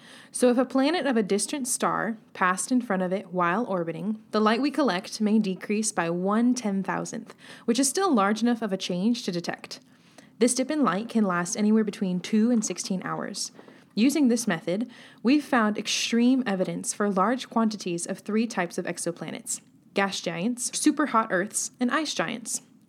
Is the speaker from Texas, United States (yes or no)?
no; California, United States; I'm from California. I was in Chicago, and I actually thought my eyeballs were going to freeze over.